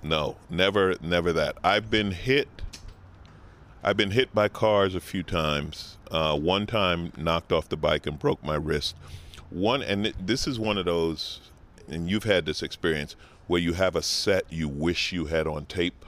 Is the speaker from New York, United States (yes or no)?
yes; New York City, New York, United States; moved away as an adult; now in Los Angeles, United States; I grew up in New York, I grew up riding a bicycle through Manhattan